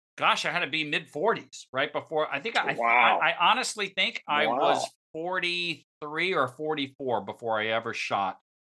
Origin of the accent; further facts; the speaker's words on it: Northeast, United States; now in Palm Bay, United States; we came from the Northeast, we moved to Florida, and obviously Florida living is very different than Northeast living. Especially when you move from the New York, Connecticut area to ports, you know, places like Port St. Lucie, or now I live in Palm Beach, Palm Bay.